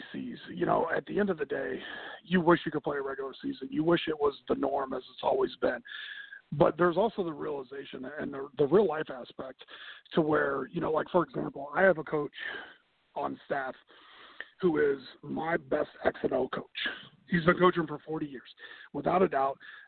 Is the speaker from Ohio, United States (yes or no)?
yes; Ohio, United States; now in South Carolina, United States; I'm originally from Ohio